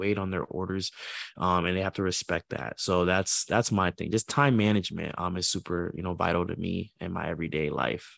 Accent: Port St. Lucie, Florida, United States; also born or lived in Orlando, Florida; I'm from Port Saint Lucie

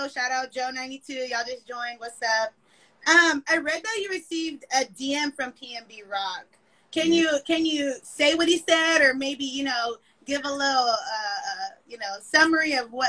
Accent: Orange County, California, United States; Yeah, I'm from Cali. I'm from Orange County.

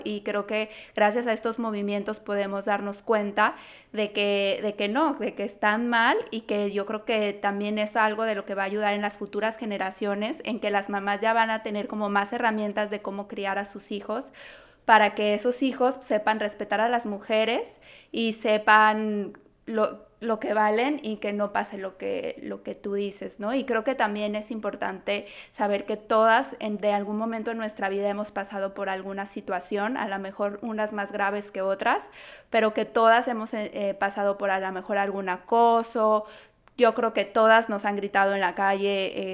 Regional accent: Guadalajara, Jalisco, Mexico; now in Toronto, Canada; Guadalajara, que es de donde yo soy

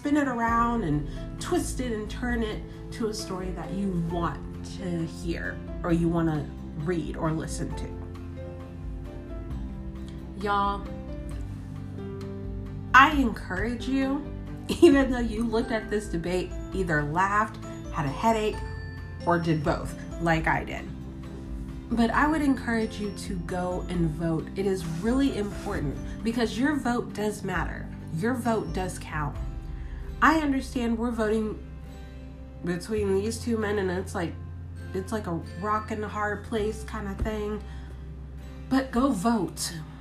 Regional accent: United States; me as an American citizen, me as a voter

